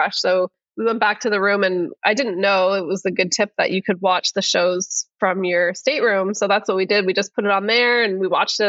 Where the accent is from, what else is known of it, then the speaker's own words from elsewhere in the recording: Canada; we're Canadian